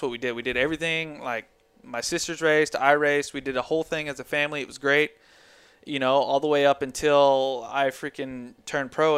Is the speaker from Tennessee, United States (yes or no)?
yes; Tennessee, United States; we're from Tennessee